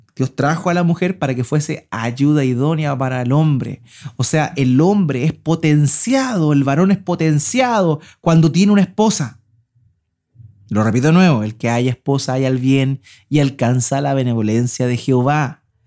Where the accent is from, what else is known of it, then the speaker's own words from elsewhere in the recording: Concepción, Biobío, Chile; now in Antofagasta, Chile; nosotros venimos del sur. Mi esposa es sosornina, yo soy de Concepción, y allá sí que llovía